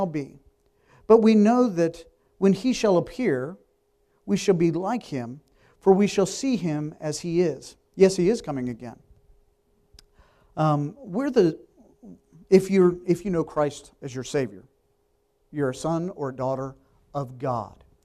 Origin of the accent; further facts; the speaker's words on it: Richmond, Virginia, United States; moved away as an adult; I grew up in Richmond, going to public school